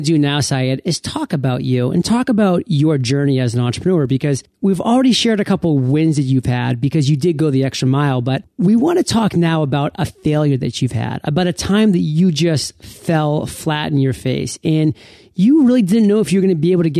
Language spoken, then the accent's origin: English; United States; I'm probably one of the few born and bred Americans